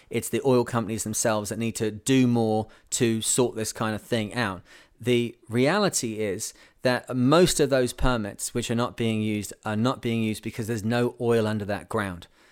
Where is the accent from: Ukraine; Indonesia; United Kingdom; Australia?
United Kingdom; now in Canada; I live in Canada. I'm British